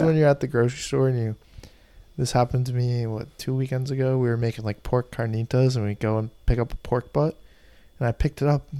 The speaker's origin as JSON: {"language": "English", "town": "Burlington", "region": "Vermont", "country": "United States", "said": "Burlington, where we're originally from."}